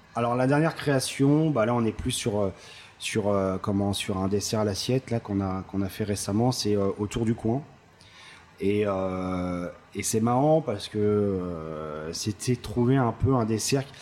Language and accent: French; Paris, Île-de-France, France; je suis parisien, donc euh, je, suis, né à Paris, j'ai fait mes armes à Paris